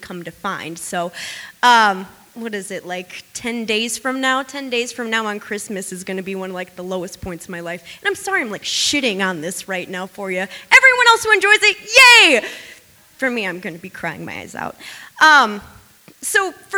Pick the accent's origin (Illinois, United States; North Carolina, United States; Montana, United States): Illinois, United States; moved away; I'm from Illinois.